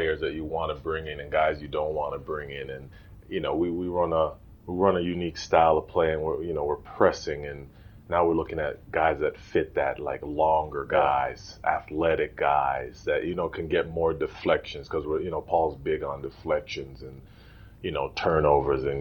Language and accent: English; Toronto, Ontario, Canada; also born or lived in Jane and Finch, North York / Illinois; So I was born downtown Toronto, St. Joseph's Hospital. And then now we moved from downtown